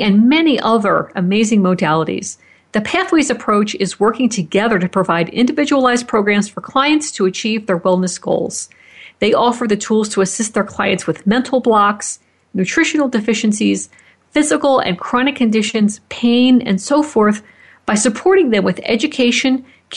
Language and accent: English; Fort Collins, Colorado, United States; Fort Collins, Colorado, my hometown